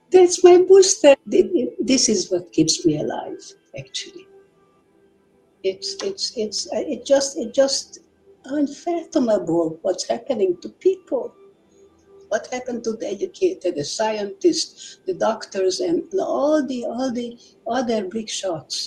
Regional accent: Budapest, Hungary; I was born in Budapest in 1932. I really had no problem growing up

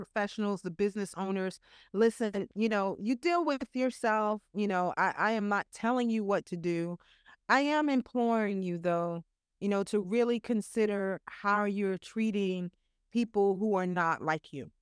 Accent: New York, United States; I'm from New York

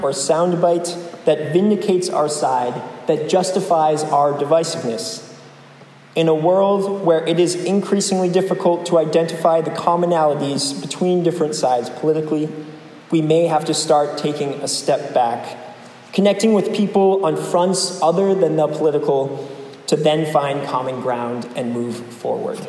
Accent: New England, United States; I'm from New England, too.

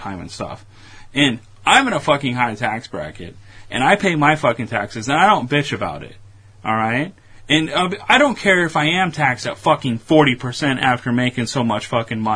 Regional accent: United States; also born or lived in Chicago; I'm American

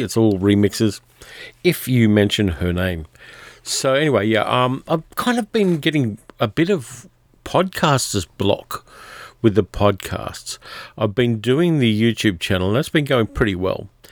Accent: Australia; My hometown has been covered in bushfire smoke for About two weeks now, I've got family there

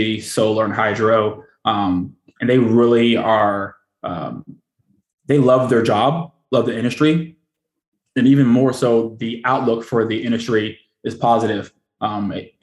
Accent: Houston, Texas, United States; moved away as an adult; also born or lived in Newport, Rhode Island / Japan / Washington, District of Columbia, United States / San Diego; now in Annapolis, United States; I hail from Houston, Texas

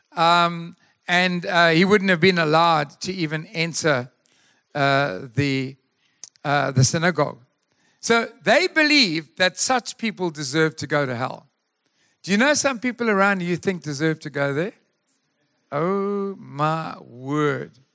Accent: Durban, KwaZulu-Natal, South Africa; moved away; We come from Durban

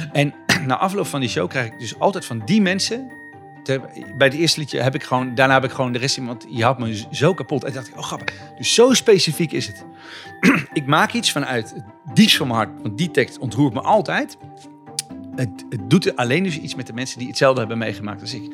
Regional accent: Zutphen, Gelderland, Netherlands; ik kom vandaan van ehm, een jongetje langs de IJssel.

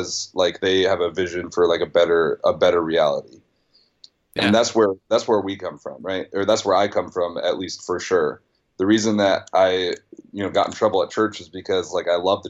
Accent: Nebraska, United States; moved away; Small town Nebraska

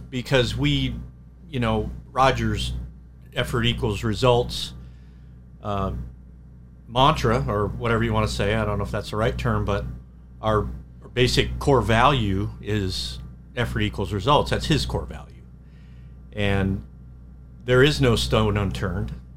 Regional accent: Anaheim, California, United States; moved away as an adult; now in Reading, Pennsylvania, United States; I I grew up in Anaheim

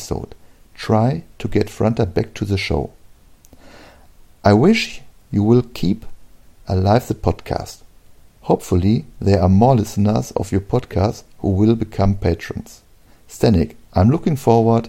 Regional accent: Germany; English is a second language; I'm from Germany.

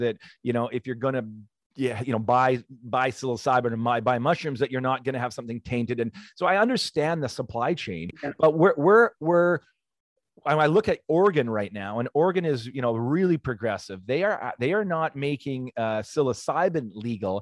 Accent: Canada

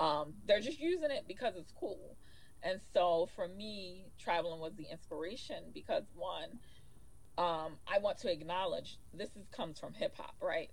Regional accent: Baltimore, Maryland, United States; also born or lived in New York City; this is home for us. We are in our hometown, and I feel like there are great things here.

